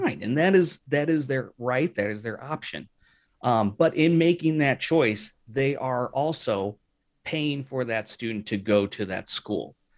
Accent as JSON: {"language": "English", "town": "St. Louis", "region": "Missouri", "country": "United States", "also_born_or_lived": "West Coast", "moved": "as an adult", "said": "I was from Saint Louis"}